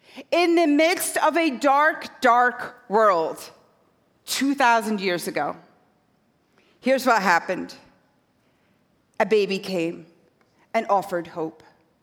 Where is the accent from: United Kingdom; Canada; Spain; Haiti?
United Kingdom; Scotland; now in New York, United States; I did not grow up on this side of the Atlantic. So I grew up in a tiny fishing village on the northeast coast of Scotland.